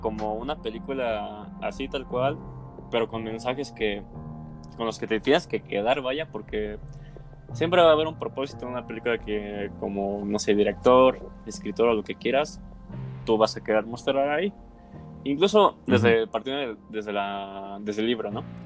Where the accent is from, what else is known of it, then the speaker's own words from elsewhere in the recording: Mexico; somos de México